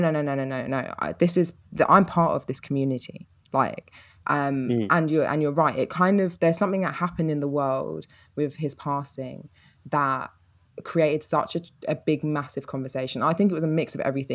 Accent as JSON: {"language": "English", "region": "London", "country": "United Kingdom", "tie": "born or raised there", "said": "I was brought up in Peckham in London."}